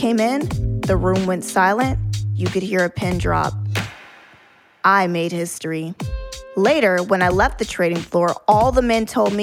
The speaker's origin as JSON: {"language": "English", "region": "the South", "country": "United States", "moved": "yes", "said": "I was a woman from the South"}